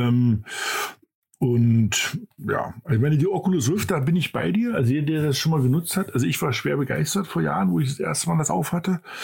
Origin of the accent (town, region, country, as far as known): Germany